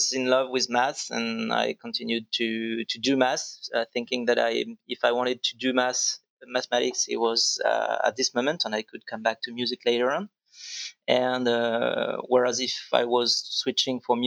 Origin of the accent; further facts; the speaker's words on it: Vendée, Pays de la Loire, France; also born or lived in Nantes; I was born in Nantes, and I was raised later on in Vendée, which is pretty close from Nantes